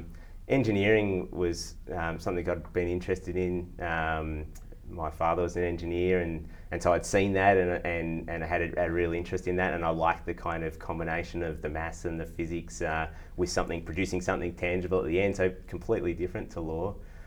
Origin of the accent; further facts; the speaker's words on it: Victoria, Australia; also born or lived in various places around Australia; Yeah, so I grew up, my father was in the military, so I spent a chunk of time in Victoria, but got to live in all sorts of places around Australia. And that was great, actually. We lived in lots of rural places